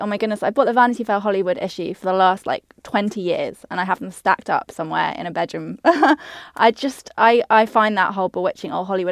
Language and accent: English; United Kingdom; now in Australia; I'm a Brit